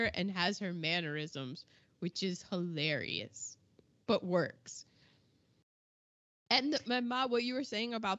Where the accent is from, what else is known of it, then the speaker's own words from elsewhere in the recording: United States; I'm an American